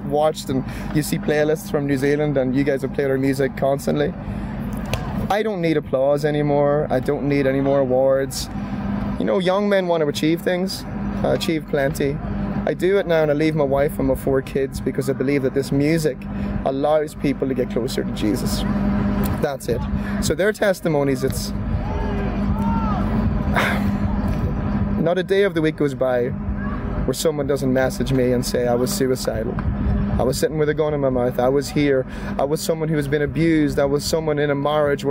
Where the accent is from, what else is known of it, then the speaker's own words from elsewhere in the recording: Monaghan, Ulster, Ireland; standing in a wee church in Monaghan, my hometown